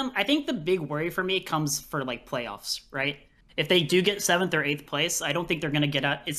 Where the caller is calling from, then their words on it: South Korea; I'm calling from Korea.